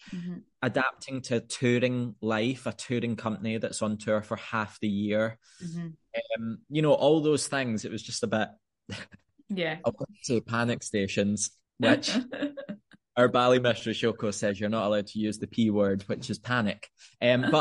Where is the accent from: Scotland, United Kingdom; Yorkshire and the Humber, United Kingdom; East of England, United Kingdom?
Scotland, United Kingdom; moved away as an adult; with my family being based in Scotland, and you know, it's my home country